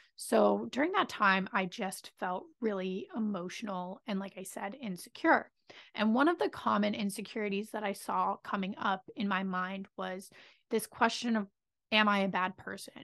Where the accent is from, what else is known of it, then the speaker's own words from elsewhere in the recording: Pennsylvania, United States; I'm from Pennsylvania.